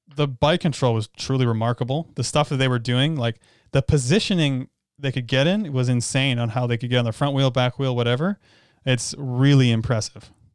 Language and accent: English; Canada; we're from Canada